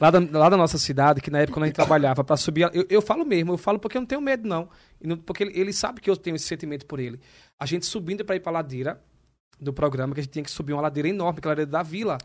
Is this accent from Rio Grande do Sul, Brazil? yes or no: no; Maceió, Alagoas, Brazil; now in São Paulo, Brazil; eu venho do Nordeste, de Maceió